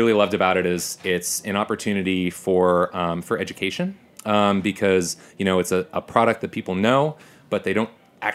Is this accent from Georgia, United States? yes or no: no; New Jersey, United States; I grew up in North Jersey